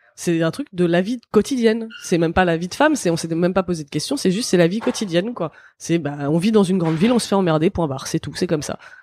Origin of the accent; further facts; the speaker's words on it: France; je suis né en France